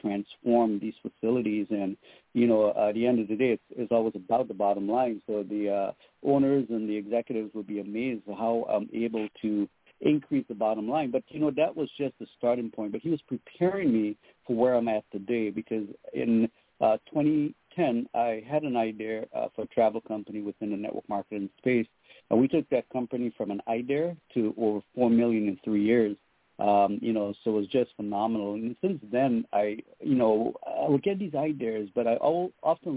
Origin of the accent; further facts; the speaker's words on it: U.S. Virgin Islands; also born or lived in Trinidad and Tobago / Florida; now in Seattle, United States; I was born in Trinidad and Tobago in the Caribbean. I grew up in St. Croix in the U.S. Virgin Islands